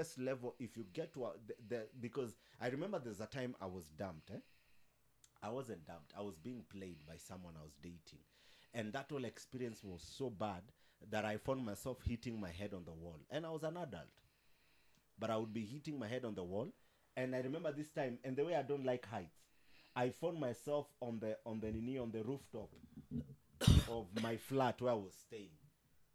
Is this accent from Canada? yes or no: no; Nairobi, Kenya; I grew up in Mukuru